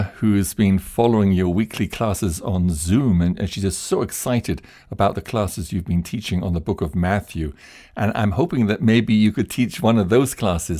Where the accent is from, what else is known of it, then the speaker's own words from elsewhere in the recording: United Kingdom; now in Uganda; I'm British, although my mother was Polish and my father Welsh. And my wife is Japanese. And I'm speaking to David in France from the beautiful Sesi Islands on Lake Victoria in Uganda, East Africa.